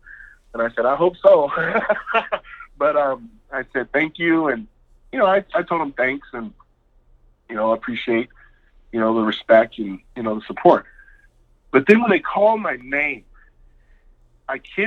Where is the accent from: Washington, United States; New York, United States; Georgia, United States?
Washington, United States; Seattle; I grew up in the inner city of Seattle. I mean, Rainier Beach High School